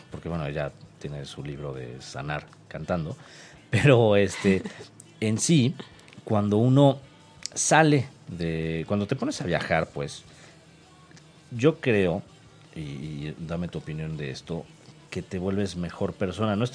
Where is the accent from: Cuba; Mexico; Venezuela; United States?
Mexico; pues sí, soy mexicano y, y a pesar de que no somos este, la potencia mundial que está pegada a nosotros